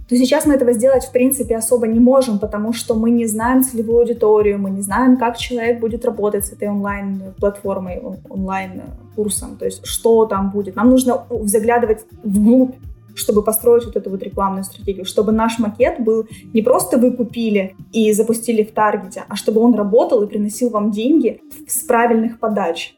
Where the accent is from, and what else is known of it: Ukraine